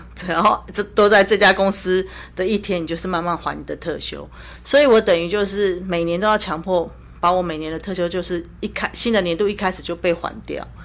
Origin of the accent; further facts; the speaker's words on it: Taiwan; 我是从台湾来的